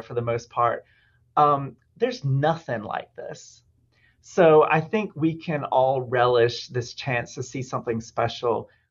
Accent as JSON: {"language": "English", "region": "Alabama", "country": "United States", "moved": "yes", "lives_now": "Juneau, United States", "said": "I'm originally from Alabama"}